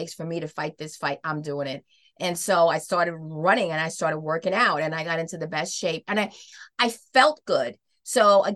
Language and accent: English; New York City, New York, United States; I'm from New York